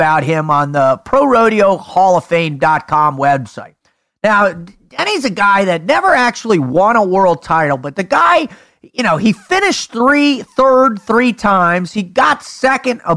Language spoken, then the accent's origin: English; South Florida, United States; I grew up in South Florida where the retirees are